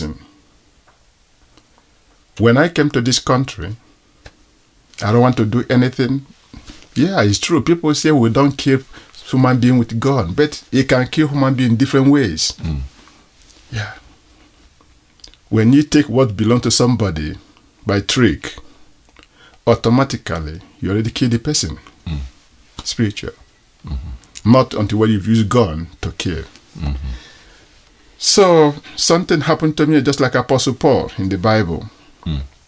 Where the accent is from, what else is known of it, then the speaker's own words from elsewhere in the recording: Igboland, Nigeria; accent: Nigerian; also born or lived in Israel / Greece; now in Uganda; I'm a Nigerian by tribe. I'm from Igbo.